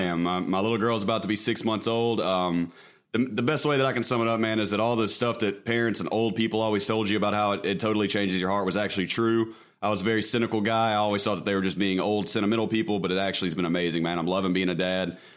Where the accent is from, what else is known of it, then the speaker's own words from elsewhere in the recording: Mississippi, United States; I am from Mississippi.